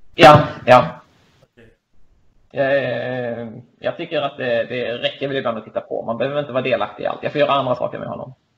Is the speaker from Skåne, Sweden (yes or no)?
yes; Lund, Skåne, Sweden; Jag är ehm, född och uppvuxen i Lund